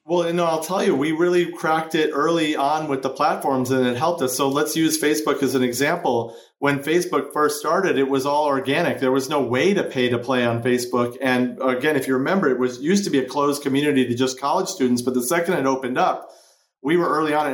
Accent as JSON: {"language": "English", "town": "Chicago", "region": "Illinois", "country": "United States", "tie": "born or raised there", "moved": "yes", "lives_now": "Los Angeles, United States", "said": "I grew up in Chicago"}